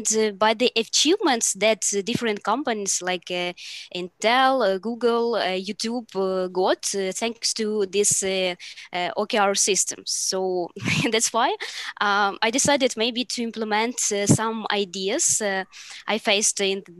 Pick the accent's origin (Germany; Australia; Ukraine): Ukraine; I am product manager from Ukraine